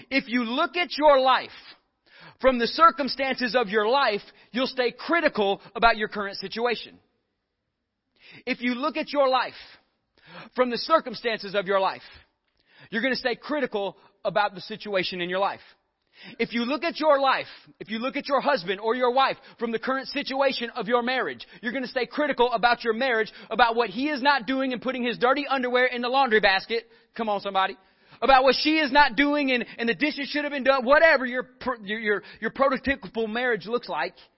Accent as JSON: {"language": "English", "region": "Northeast Texas", "country": "United States", "said": "I'm from Northeast Texas and there's a lot of cows up there."}